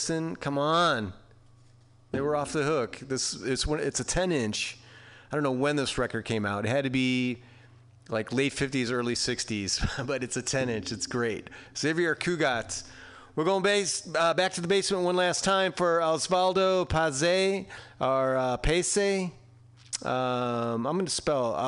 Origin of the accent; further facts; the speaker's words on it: Chicago, Illinois, United States; now in San Francisco, United States; I live in San Francisco, right? But I'm from Chicago